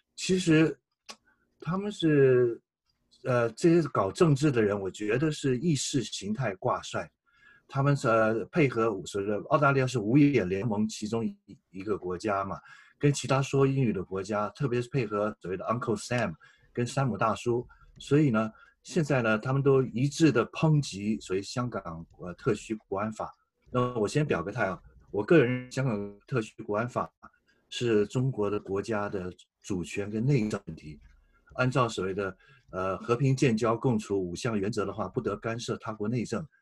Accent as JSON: {"language": "Chinese", "country": "Taiwan", "moved": "as an adult", "lives_now": "Australia", "said": "我是台湾来的中国人"}